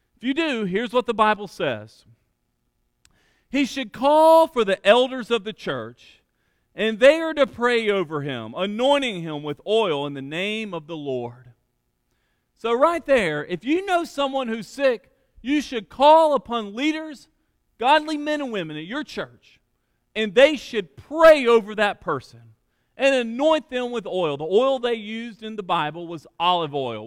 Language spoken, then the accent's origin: English; Alabama, United States; church I grew up in in Alabama